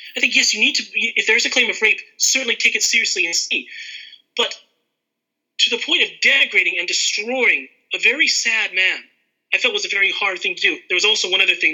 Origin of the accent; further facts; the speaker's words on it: California, United States; growing up in school, I was uh, one of the I was the only kid in America in California that was telling kids about Doctor Who